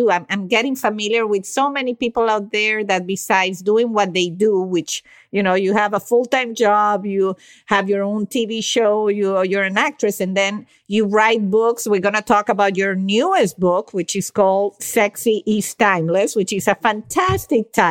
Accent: Venezuela; my beloved country of Venezuela

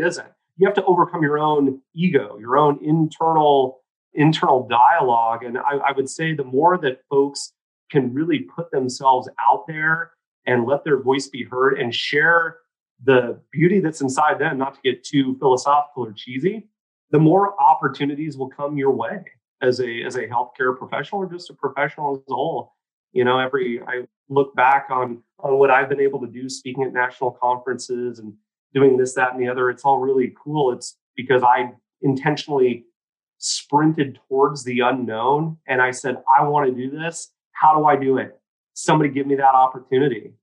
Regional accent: Oregon, United States; I'm a kid from small town. I'm from St. Louis, Oregon, you know, the capital of the state of Oregon, grew up on 3.5 acres

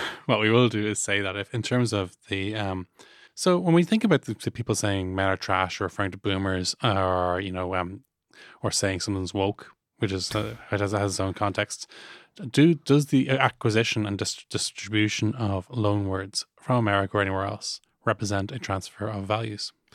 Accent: Ireland; ourselves as Irish people

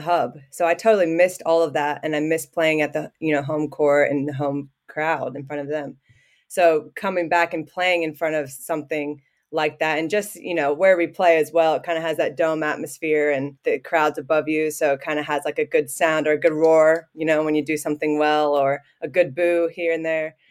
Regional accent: Southwest Ohio, United States; moved away as an adult; now in Canberra, Australia; I grew up in Ohio, yeah, Southwest Ho-, Ohio.

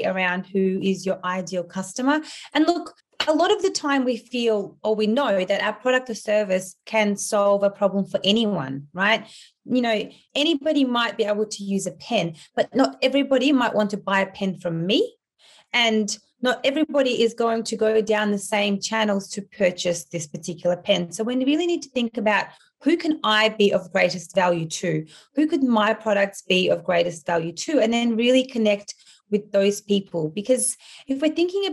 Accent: Australia; English is a second language; also born or lived in Ukraine; I grew up in Australia primarily. I went to primary school, high school, and then completed a Bachelor of Communications at university

